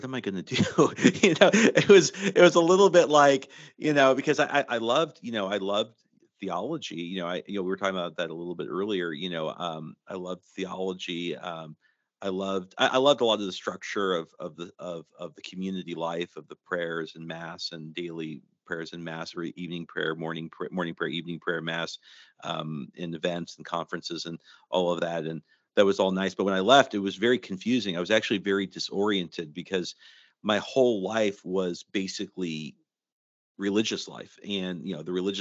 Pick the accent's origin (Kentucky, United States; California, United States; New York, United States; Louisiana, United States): California, United States; Rancho Cucamonga; moved away as an adult; also born or lived in Japan / San Diego; I'm from Rancho Cucamonga, California. it's not old stomping grounds.